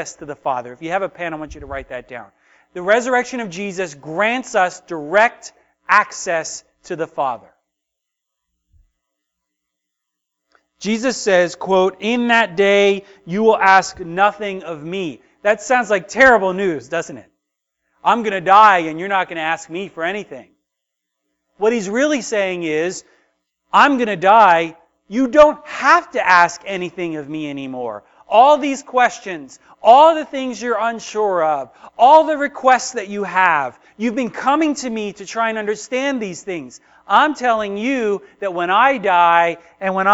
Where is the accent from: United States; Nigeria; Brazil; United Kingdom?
United States; as American Christians